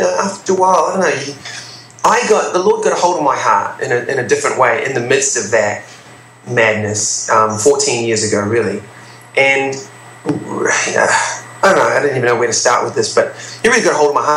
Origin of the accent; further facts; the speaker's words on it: New Zealand; I'm from New Zealand